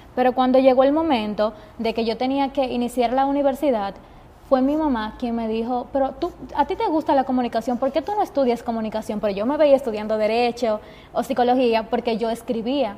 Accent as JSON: {"language": "Spanish", "town": "Jarabacoa", "region": "La Vega", "country": "Dominican Republic", "tie": "born or raised there", "moved": "as an adult", "lives_now": "Santiago, Dominican Republic", "said": "tener que salir de mi pueblo por estudiar comunicación"}